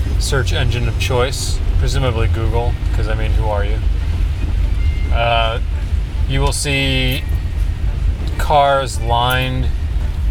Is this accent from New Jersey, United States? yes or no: no; Hammond, Indiana, United States; moved away; also born or lived in Chicago; Growing up in Chicagoland, more specific Hammond, Indiana, we got quite a diverse array of weather.